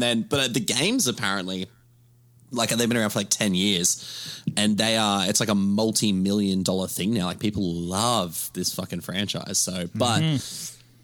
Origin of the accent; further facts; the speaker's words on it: Australia; I'm from Australia.